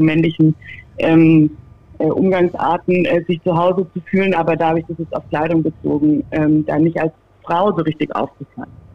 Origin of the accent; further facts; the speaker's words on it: Freiburg, Baden-Württemberg, Germany; ich bin damit groß geworden, im Dreisamstadion äh, groß geworden